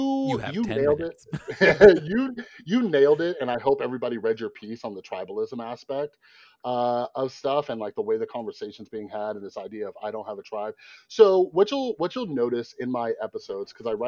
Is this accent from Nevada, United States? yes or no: yes; Las Vegas, Nevada, United States; I grew up in Vegas.